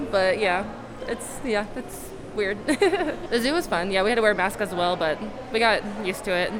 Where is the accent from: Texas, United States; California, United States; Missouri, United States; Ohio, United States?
Missouri, United States; Kansas City; We're from Kansas City